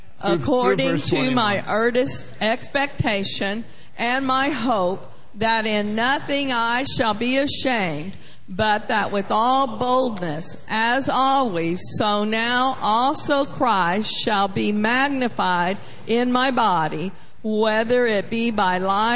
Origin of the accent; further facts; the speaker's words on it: Oklahoma, United States; I am from Oklahoma, so I read a little bit slower